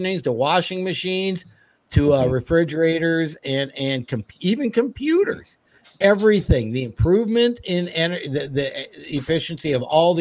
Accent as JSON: {"language": "English", "region": "Minnesota", "country": "United States", "tie": "born or raised there", "said": "I grew up here in Minnesota"}